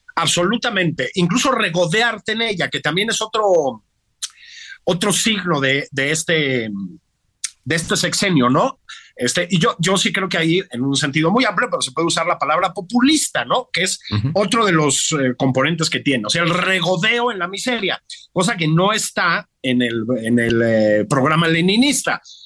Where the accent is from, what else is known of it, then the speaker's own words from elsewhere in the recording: Mexico City, Mexico; pues chilango